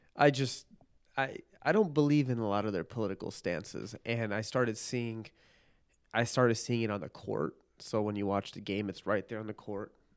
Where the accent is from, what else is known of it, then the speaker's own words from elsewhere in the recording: northern Illinois suburbs, United States; also born or lived in Park Ridge, Illinois / Chicago; I was born in Park Ridge, Illinois